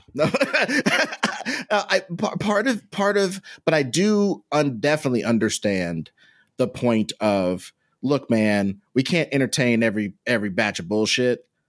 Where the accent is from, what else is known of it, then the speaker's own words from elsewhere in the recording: Kansas City, Missouri, United States; in my hometown